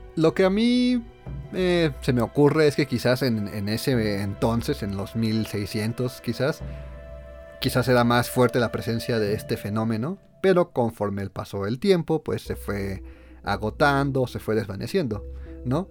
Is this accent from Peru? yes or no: no; Mexico; somos mexicanos